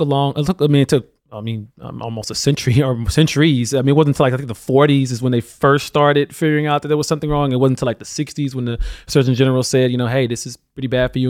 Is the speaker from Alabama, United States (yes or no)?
yes; Alabama, United States; my home state of Alabama